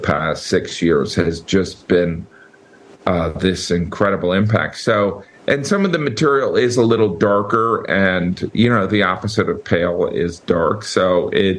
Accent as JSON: {"language": "English", "town": "Chicago", "region": "Illinois", "country": "United States", "tie": "born or raised there", "said": "growing up in the Chicagoland area"}